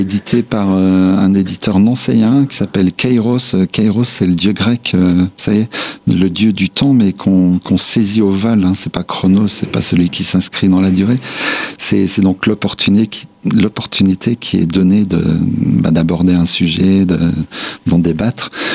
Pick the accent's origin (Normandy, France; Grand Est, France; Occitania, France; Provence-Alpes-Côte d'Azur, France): Grand Est, France; Nancy; also born or lived in Vosges / Brazil; Les racines sont vosgiennes, mais je suis né à Nancy